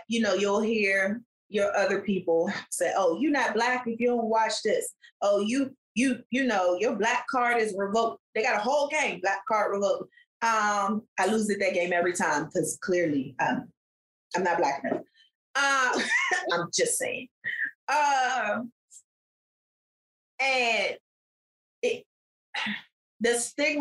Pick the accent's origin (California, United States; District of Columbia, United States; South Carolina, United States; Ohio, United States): District of Columbia, United States; Washington; growing up in Southeast DC, that wasn't the only place I lived, but that was where I spent the bulk of my life